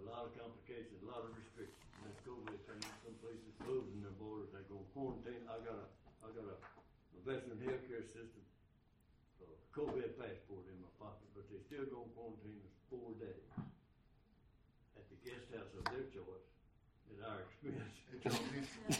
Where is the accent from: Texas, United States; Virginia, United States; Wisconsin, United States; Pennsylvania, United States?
Texas, United States; We're from Deep East Texas.